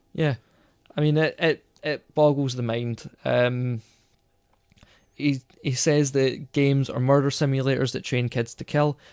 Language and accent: English; Scotland, United Kingdom; we're Scottish, you know, we, we were in Scotland, we're not in the States